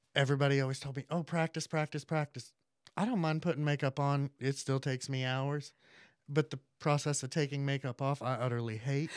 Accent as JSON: {"language": "English", "town": "Hernando", "region": "Florida", "country": "United States", "tie": "born or raised there", "also_born_or_lived": "Indiana", "moved": "as an adult", "said": "I grew up in Hernando. I moved away when I turned eighteen to Indiana"}